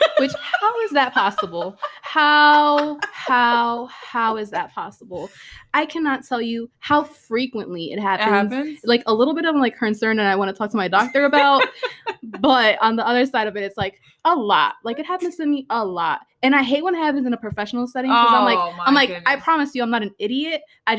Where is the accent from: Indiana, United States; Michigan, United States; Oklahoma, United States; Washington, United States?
Oklahoma, United States; born there; I was born in Oklahoma.